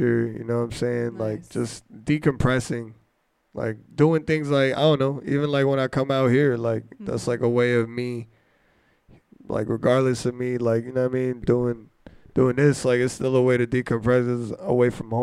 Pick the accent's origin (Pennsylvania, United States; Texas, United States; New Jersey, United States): New Jersey, United States; I'm from New Jersey